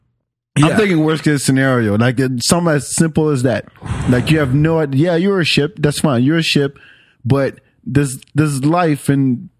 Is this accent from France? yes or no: yes; France; English is a second language; also born or lived in Senegal; now in United States; I grew up in France